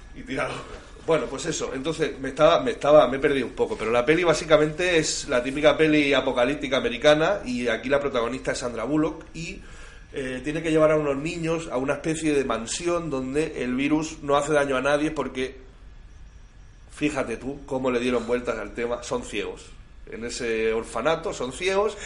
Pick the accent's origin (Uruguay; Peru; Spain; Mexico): Spain; Can Tusell, Catalonia; José Luis y yo, que somos nativos de Cantusel